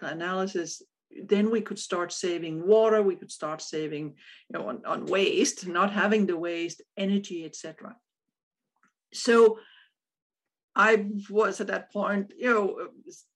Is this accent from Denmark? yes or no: yes; Odense, Southern Denmark, Denmark; born in Odense, which is the same city as Hans Christian Andersen